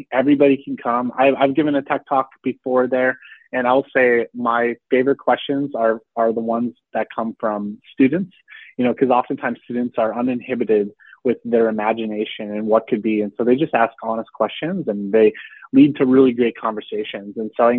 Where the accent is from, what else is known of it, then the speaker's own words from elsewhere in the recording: Texas, United States; I felt that growing up outside of Houston, especially if you aren't connected to the space industry in an obvious way